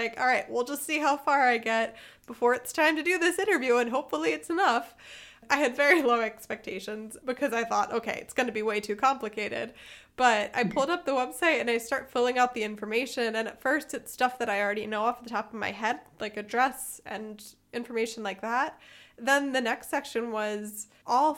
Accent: United States; now in Germany; as an American, I've been filing taxes in English my whole life

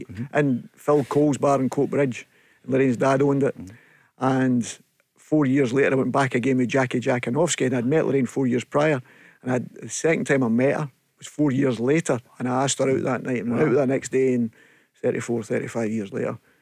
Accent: Chapelhall, Scotland, United Kingdom; I was brought up in Chapel Hall. Yep. Chapel Hall was a village.

